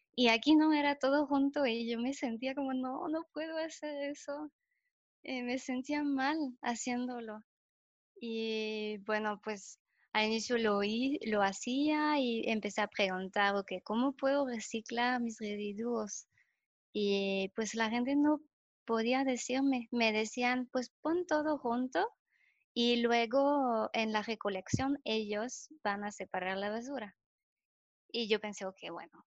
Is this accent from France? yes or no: yes; France; Spanish is a second language; moved away as an adult; also born or lived in Germany; now in León, Mexico; soy francesa, eh, tengo 29 años tengo tres años viviendo aquí en México, en León